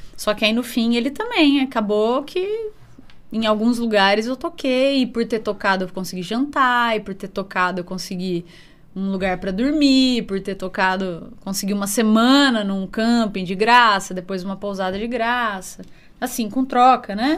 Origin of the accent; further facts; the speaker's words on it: Bauru, São Paulo, Brazil; also born or lived in Jaú; Então, eu nasci em Jaú, uhum. mas com cinco anos eu já fui para Bauru